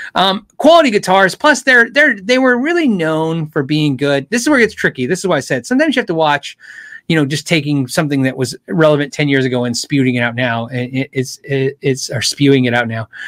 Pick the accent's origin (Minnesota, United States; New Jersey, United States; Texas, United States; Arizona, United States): Arizona, United States; Tucson; moved away as an adult; I was a kid from Tucson